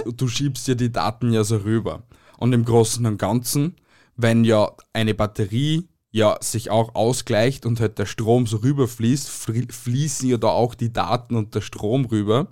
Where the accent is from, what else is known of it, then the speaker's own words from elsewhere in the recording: Amstetten, Lower Austria, Austria; now in Styria, Austria; also ich bin geboren in Amstetten und bin aber jetzt da in der Steiermark